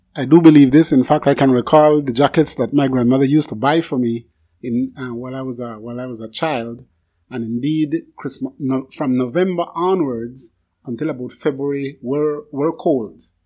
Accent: Barranco, Toledo District, Belize; moved away; I was born in Barranco Village, and I visited almost every year

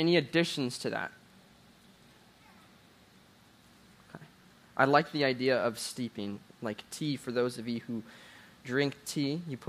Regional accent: Jacksonville, Florida, United States; I grew up in Jacksonville, Florida

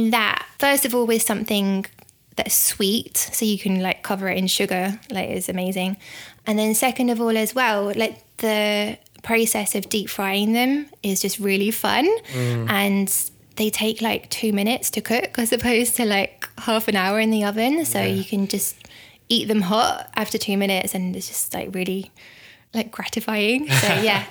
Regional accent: the Wirral, North West England, United Kingdom; moved away; I'm from the Wirral originally

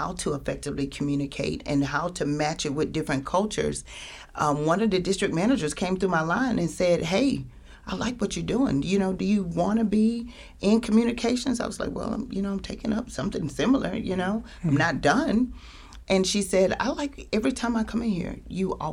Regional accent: Americus, Georgia, United States; moved away as an adult; also born or lived in Macon; I had to make some decisions to leave my hometown, leave Americas

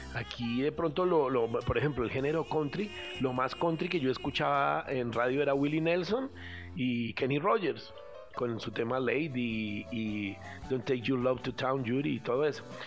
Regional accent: Bogotá, Colombia; also born or lived in Antioquia; yo soy antioqueño, eh, más, bogotano, más bogotano que antioqueño porque pues me trajeron acá cuando era muy pequeñito

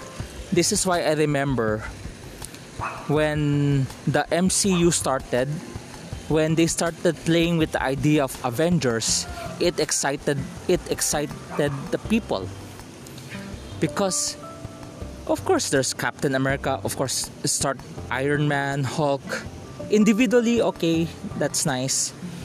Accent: Philippines; I am a Filipino.

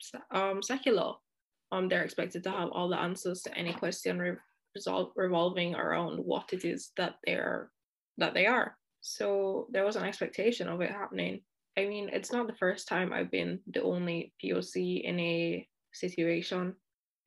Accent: Jamaica; now in Paris, France; I also speak Patois because I'm Jamaican and I grew up in Jamaica

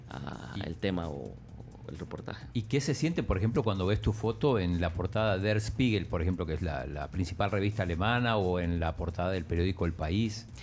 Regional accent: El Salvador; also born or lived in United States; yo siempre digo que soy salvadoreño.

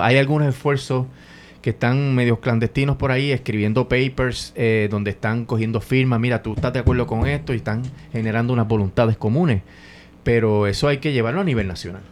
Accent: Ponce, Puerto Rico; moved away as an adult; also born or lived in Río Piedras; yo soy de Ponce

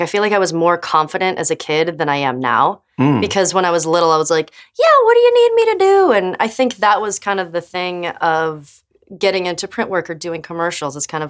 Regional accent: Camarillo, California, United States; I was born to Nancy and Clifford, August 9th, in Camarillo, California.

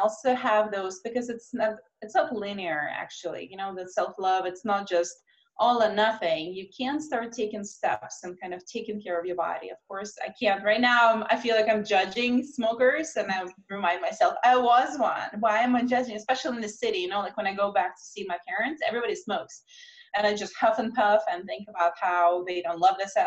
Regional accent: Russia; moved away as an adult; also born or lived in Moscow; now in United States; I grew up in Russia where we struggled to put enough food on the table.

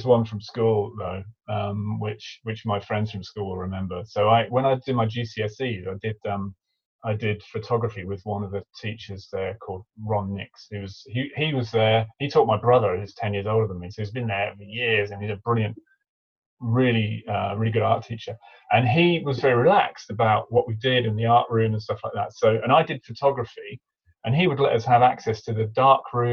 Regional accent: Cambridge, East of England, United Kingdom; growing up in Cambridge

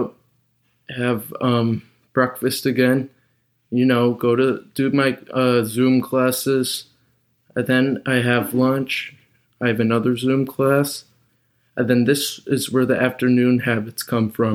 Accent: Chicago, Illinois, United States; I'm from Chicago

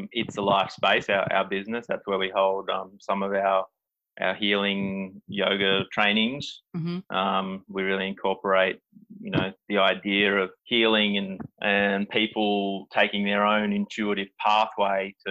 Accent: Gold Coast, Queensland, Australia; moved away; I'm from the Gold Coast originally

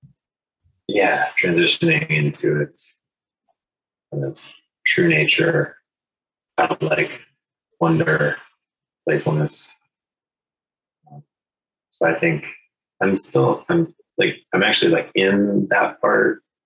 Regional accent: New Hampshire, United States; I grew up in New Hampshire where we make snow forts during recess in the winter.

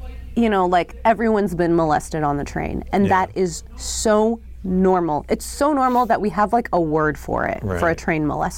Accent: New York City, New York, United States; also born or lived in Japan; I was born in New York City, and then we moved to Japan when I was 6, and then we came back to New York when I was 13.

